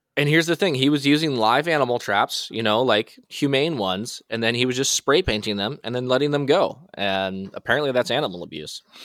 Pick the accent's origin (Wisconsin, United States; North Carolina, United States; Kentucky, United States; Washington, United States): Washington, United States; I am from Washington